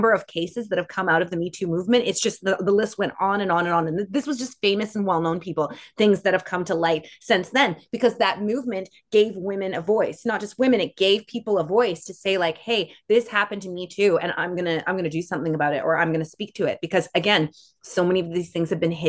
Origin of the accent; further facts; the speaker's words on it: Canada; we're Canada